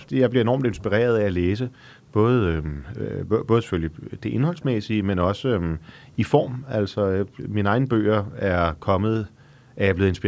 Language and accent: Danish; Frederikssund, Capital Region of Denmark, Denmark; jeg er født i Frederikssund.